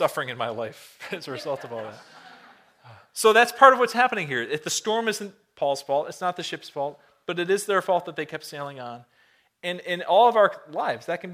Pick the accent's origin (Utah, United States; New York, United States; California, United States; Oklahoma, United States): New York, United States; Buffalo; moved away; I was born and raised in the Buffalo, Niagara area